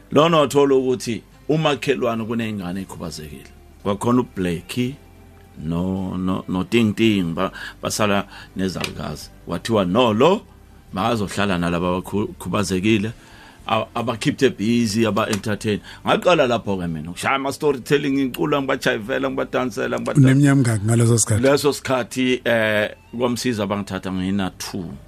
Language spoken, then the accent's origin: Zulu; Springs, Gauteng, South Africa; ngazalelwa kwaThema eSprings